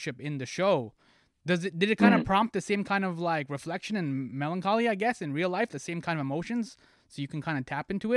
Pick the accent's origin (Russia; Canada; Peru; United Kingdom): Canada; Toronto, Ontario; I am. Warden and Finch